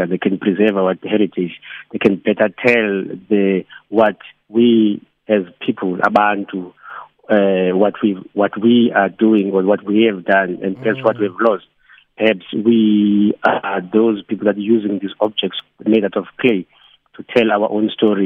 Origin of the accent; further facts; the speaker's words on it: Eastern Cape, South Africa; now in Cape Town, South Africa; we're all from the Eastern Cape